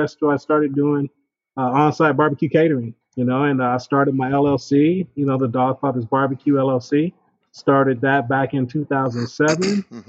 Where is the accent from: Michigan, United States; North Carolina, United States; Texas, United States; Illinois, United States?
Texas, United States; Killeen; now in Austin, United States; after I moved to Austin, I grew up in Killeen, you know, I was an Army brat.